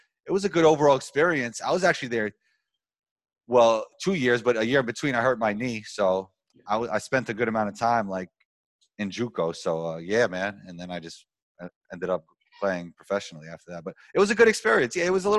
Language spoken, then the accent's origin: English; New York City, New York, United States; I grew up in Riverdale in the Bronx